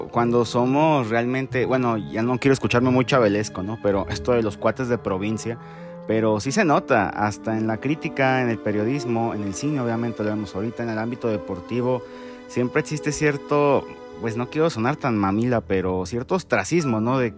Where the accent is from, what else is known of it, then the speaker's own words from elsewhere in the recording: Guadalajara, Jalisco, Mexico; Soy tapatío